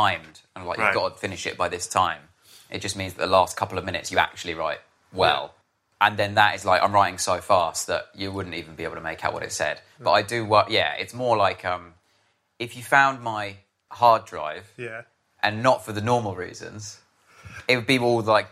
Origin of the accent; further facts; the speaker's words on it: Harpenden, East of England, United Kingdom; I grew up in Harpenden in Hertfordshire.